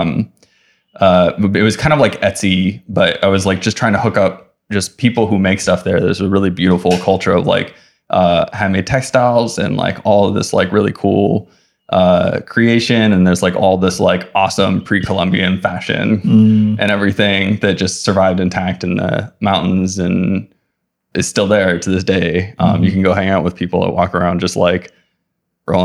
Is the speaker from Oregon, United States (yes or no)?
no; Oahu, Hawaii, United States; moved away as an adult; also born or lived in Kauai, Hawaii / Los Angeles / San Francisco Bay Area; I grew up in Hawaii. I was born on Kauai and I lived there until I was 8. And then I moved to Oahu. I mostly lived on Oahu until I went to college